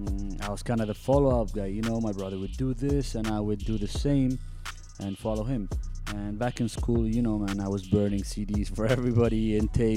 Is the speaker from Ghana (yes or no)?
no; Abu Dhabi, United Arab Emirates; moved away as an adult; also born or lived in Egypt; I was born and raised in Abu Dhabi